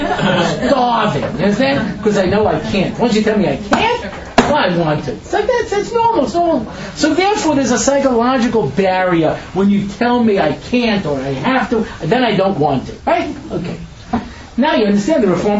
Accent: New York, United States; I grew up in New York, you know, back in the 70s

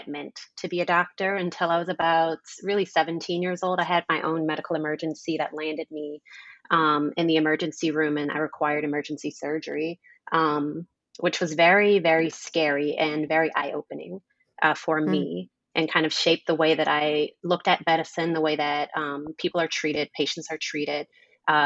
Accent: New Orleans, Louisiana, United States; moved away; I'm from New Orleans, Louisiana. Very large family out there.

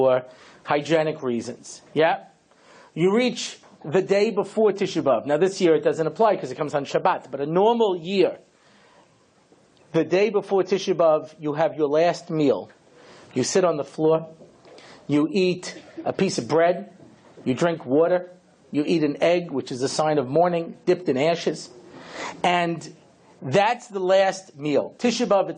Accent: Long Island, New York, United States; I grew up out in Long Island, suburban Long Island

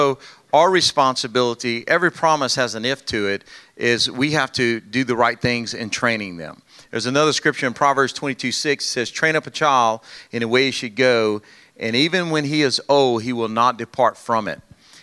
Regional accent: Louisiana, United States; we're from Louisiana. I got a good Louisiana woman

